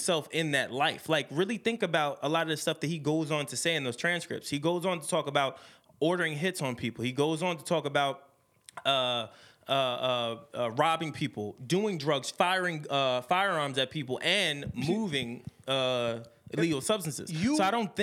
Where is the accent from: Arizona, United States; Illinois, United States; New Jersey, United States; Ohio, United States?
New Jersey, United States; Secaucus; I'm from Sea Caucus